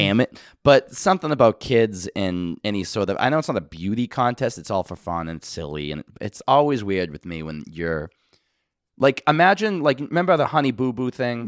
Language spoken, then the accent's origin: English; Boston, Massachusetts, United States; I'm from Boston